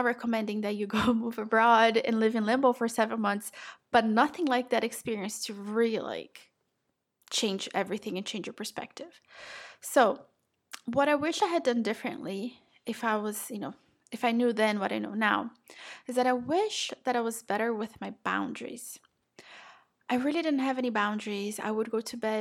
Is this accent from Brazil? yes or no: yes; Brazil; moved away; I'm South American, I'm Brazilian.